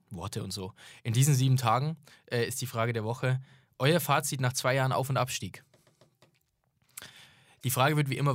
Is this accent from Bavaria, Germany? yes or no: yes; Augsburg, Bavaria, Germany; es würde schwierig werden, das zu einem üblichen Heimspiel zu machen, wie sonst ist in München für, als Augsburger.